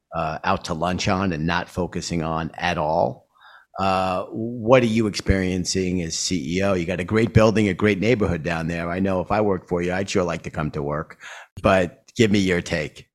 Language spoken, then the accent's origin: English; New York City, New York, United States; as a New Yorker